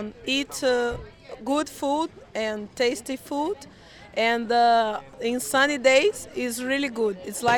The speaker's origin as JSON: {"language": "English", "country": "Brazil", "second_language": "English", "moved": "as an adult", "lives_now": "Byron Bay, Australia", "said": "I'm 29 years old, I'm from Brazil. I have been living in Byron Bay 3 months"}